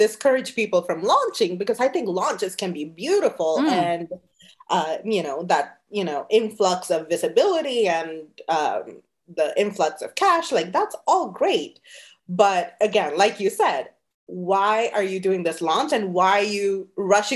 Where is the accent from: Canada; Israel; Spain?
Canada; moved away as an adult; also born or lived in Sri Lanka / New Jersey, United States; now in New York, United States; I actually left Sri Lanka when I was 10 years old. I grew up in Canada, even though now I'm in New York